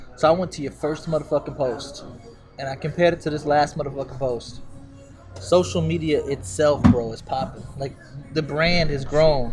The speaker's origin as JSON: {"language": "English", "town": "Smithville", "region": "Texas", "country": "United States", "said": "I'm from Smithville"}